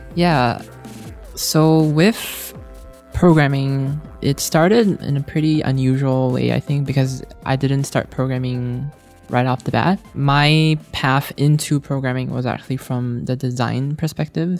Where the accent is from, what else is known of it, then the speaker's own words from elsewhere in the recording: Singapore; moved away; I was growing up in Singapore at the time